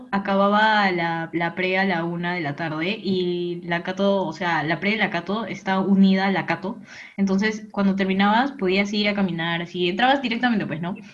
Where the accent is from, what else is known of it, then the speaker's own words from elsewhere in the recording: Peru; soy peruana.